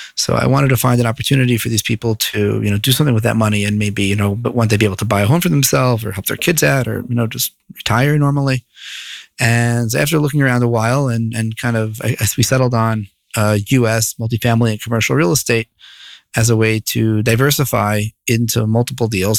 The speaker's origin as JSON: {"language": "English", "town": "Bergenfield", "region": "New Jersey", "country": "United States", "tie": "born or raised there", "also_born_or_lived": "New York City", "moved": "as an adult", "lives_now": "Jerusalem, Israel", "said": "I grew up in northern Jersey, a little town called Bergenfield."}